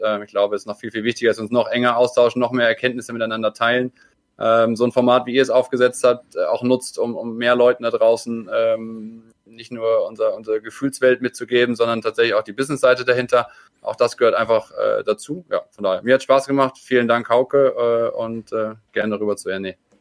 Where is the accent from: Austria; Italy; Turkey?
Austria; noch ein Landsmann von mir als Österreicher